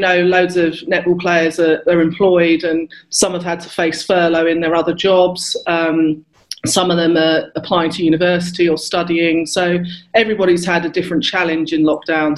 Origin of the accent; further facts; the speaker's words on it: Luton, East of England, United Kingdom; I grew up in Luton, so really diverse oh, area